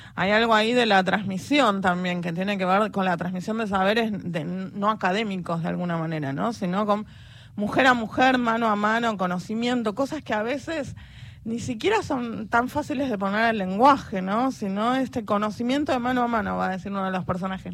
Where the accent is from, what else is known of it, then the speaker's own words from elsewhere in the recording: Buenos Aires Province, Argentina; Soy del conurbano, zona oeste